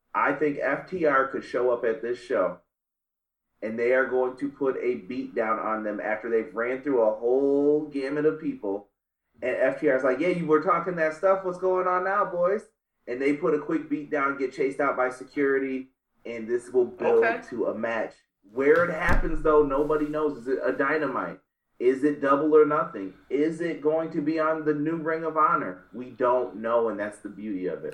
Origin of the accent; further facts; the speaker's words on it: Northeast, United States; I grew up in the Northeast.